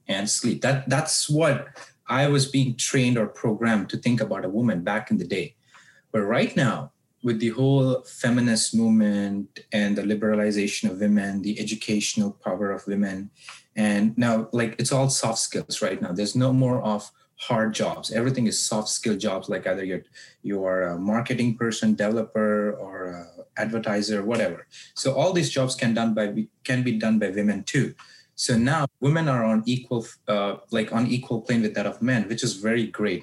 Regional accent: South India, India; now in United States; I grew up in South India from very conservative background

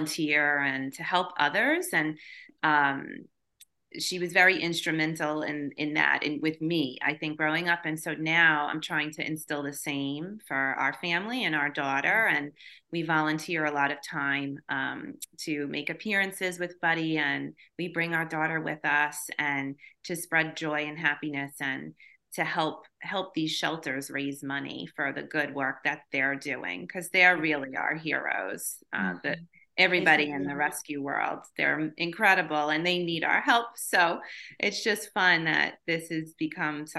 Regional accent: Long Island, New York, United States; we're from New York, we're from Long Island, and most of our family is also from there

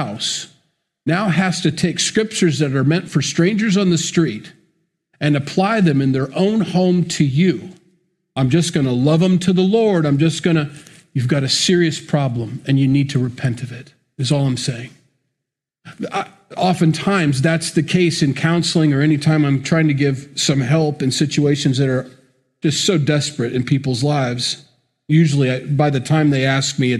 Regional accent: United States; I'm an American. I grew up in the church.

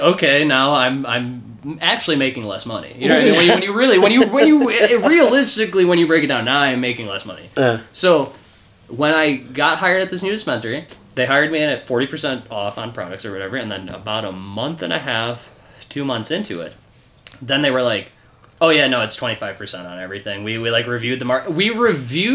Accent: Illinois, United States

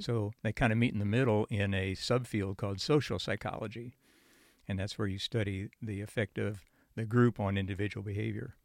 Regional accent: Goshen, Indiana, United States; moved away as an adult; also born or lived in Chicago, Illinois / Munster, Indiana; now in Nashville, United States; I was born in Chicago, Illinois, and then uh, we moved outside of the city about 90 miles to the east in a small northern Indiana town near Goshen, Indiana. And then when I went to high school, we moved back to the Chicago suburbs, uh, an Indiana suburb

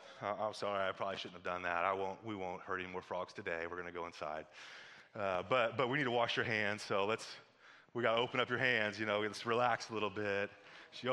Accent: Missouri, United States; moved away; I'm from Missouri

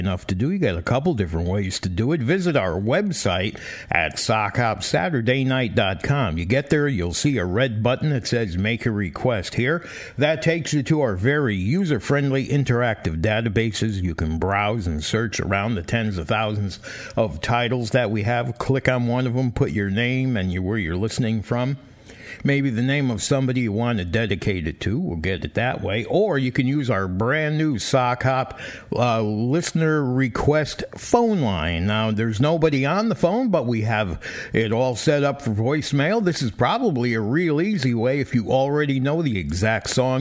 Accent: Bridgeport, Connecticut, United States; when we were growing up in Bridgeport, Connecticut

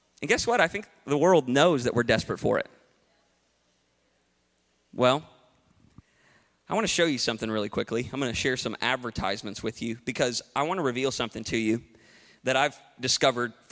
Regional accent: United States; I'm an American

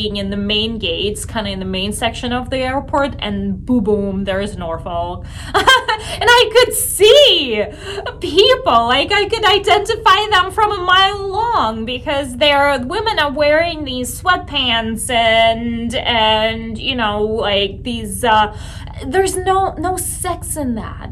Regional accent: Russia; moved away; growing up in Russia

